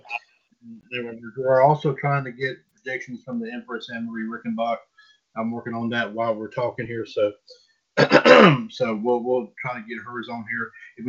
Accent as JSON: {"language": "English", "country": "Switzerland", "tie": "born or raised there", "said": "I was born in Switzerland and raised in Switzerland."}